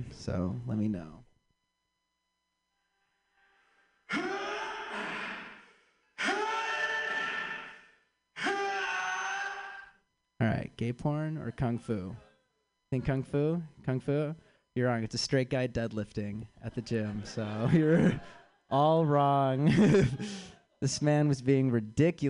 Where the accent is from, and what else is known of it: Chicago, Illinois, United States